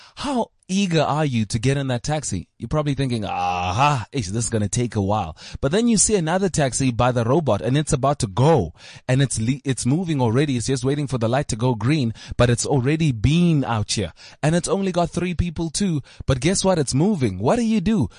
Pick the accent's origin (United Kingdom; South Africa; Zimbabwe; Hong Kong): South Africa; I used to watch people like this growing up on Simunye, SABC one